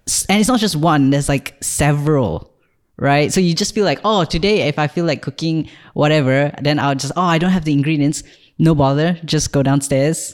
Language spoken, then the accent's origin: English; Malaysia; moved away as an adult; also born or lived in Ireland; now in Malta; I'm from Malaysia, and I did a brief stint in Ireland in twenty twenty-two. But now I live in Malta